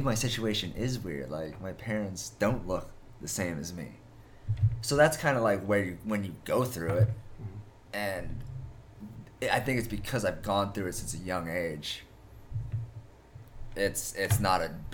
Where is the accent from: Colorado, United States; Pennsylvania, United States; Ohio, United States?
Pennsylvania, United States; also born or lived in Busan, South Korea; my parents, who live in Pennsylvania